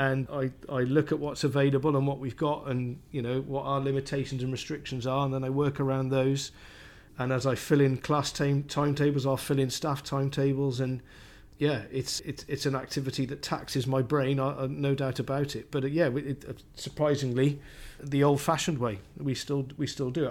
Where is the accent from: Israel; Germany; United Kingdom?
United Kingdom; Cardiff, Wales; moved away; So I grew up in Cardiff, in South Wales.